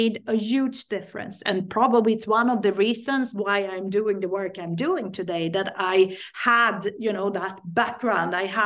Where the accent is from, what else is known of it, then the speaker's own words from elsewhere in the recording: Sweden; I am Swedish. I grew up in Sweden